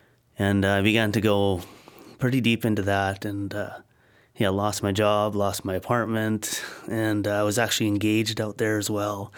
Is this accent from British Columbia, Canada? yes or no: yes; Cranbrook, British Columbia, Canada; also born or lived in Blairmore; now in Abbotsford, Canada; so we grew up in Blairmore and Cranbrook, and then arrived in Abbotsford in 85.